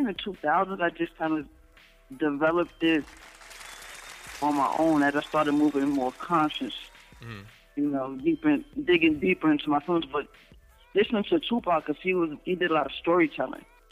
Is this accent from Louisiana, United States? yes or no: no; New York City, New York, United States; moved away as an adult; now in Connecticut, United States; I'm from the Bronx. Lived out there 30 years of my life. Right now, I live in Connecticut